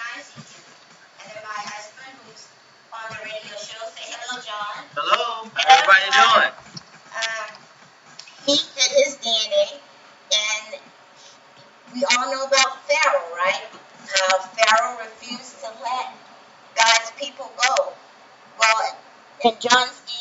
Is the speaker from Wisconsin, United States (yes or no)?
no; Louisiana, United States; I'm from Louisiana, I'm Creole